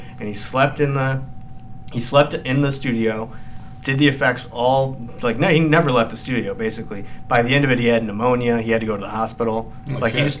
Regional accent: Cortland, New York, United States; now in Raleigh, United States; I was born in Cortland.

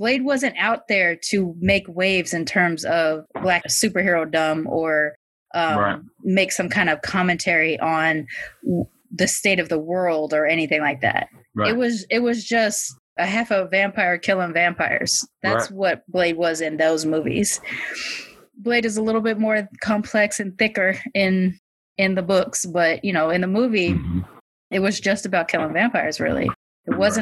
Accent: Long Beach, California, United States; when I was growing up in Long Beach

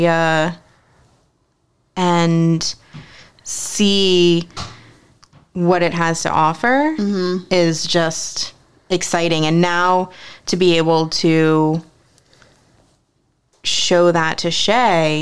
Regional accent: Ocean City, Maryland, United States; also born or lived in New Jersey; I wasn't born here. I was born in New Jersey. I didn't move here until I was 8. But even growing up in this area, you know, I grew up in Ocean City.

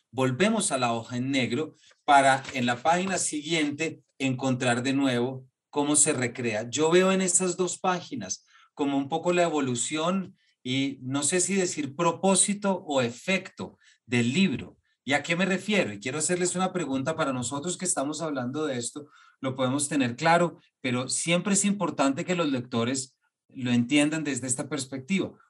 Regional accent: Colombia; como colombianos y creadores y artistas

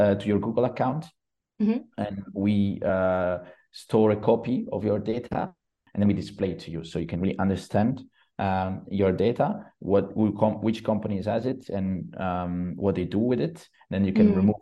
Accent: Genoa, Liguria, Italy; I come from Genoa

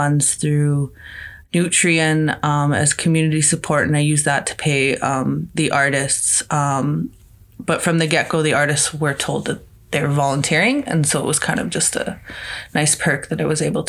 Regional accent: Meadow Lake, Saskatchewan, Canada; now in Saskatoon, Canada; I'm originally from Meadow Lake, Saskatchewan

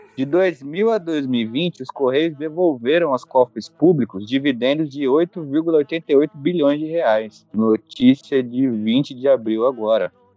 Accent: São Paulo, Brazil; Eu moro na região metropolitana de São Paulo, sou da capital, sou do Jaraguá

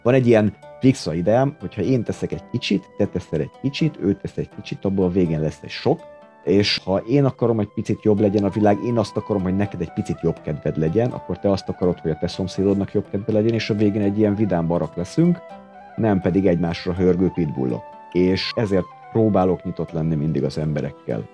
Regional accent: Hungary; born or raised there

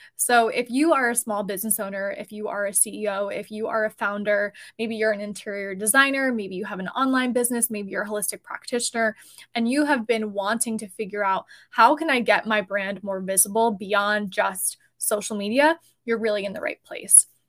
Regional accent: New Jersey, United States; I am personally New Jersey based, and we are both actually from New Jersey

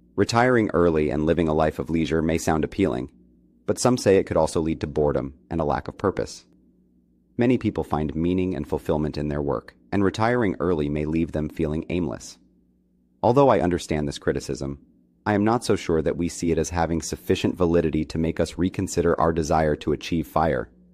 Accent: Colombia; now in New York City, United States; I am originally from Colombia

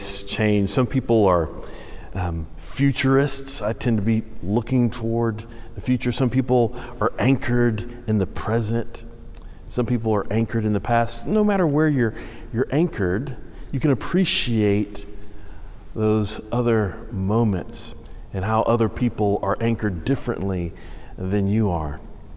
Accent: Houston, Texas, United States; now in North Carolina, United States; I grew up in Houston, where you have a couple seasons

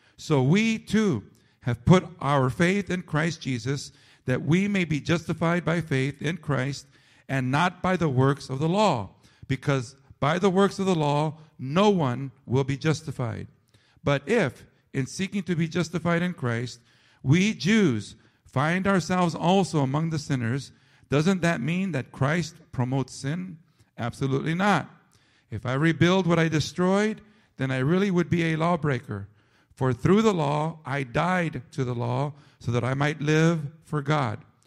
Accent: San Fernando, California, United States; growing up in San Fernando, the way I grew up, okay? Chicano, Mexican, and sadly, because I grew up in the barrio

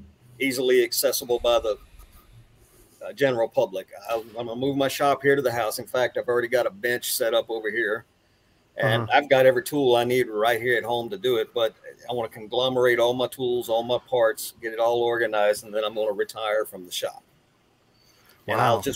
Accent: Texas, United States; also born or lived in Italy; Yeah, born and raised in Texas. My dad was in the Navy. I was in the Navy, so I've traveled the entire world. Been traveling all over the place most of my life. I've lived in Italy, East Coast, West Coast, points in between.

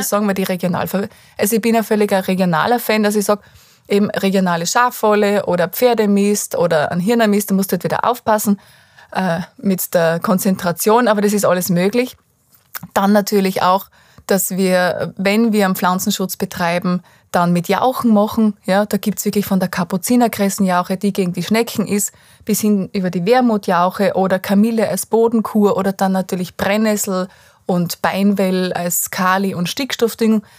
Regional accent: Styria, Austria; bei uns in der Steiermark ist ja ganz viel Lehmboden

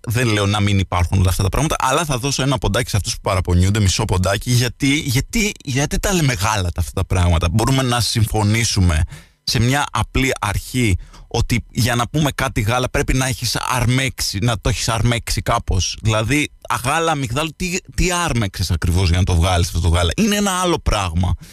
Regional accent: Lixouri, Kefalonia, Ionian Islands, Greece

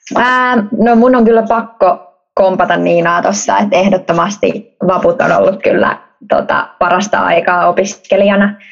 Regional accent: Helsinki, Uusimaa, Finland; moved away as an adult; also born or lived in Vaasa; Helsingistä, Helsingistä Pohjois-Helsingistä ponnistan

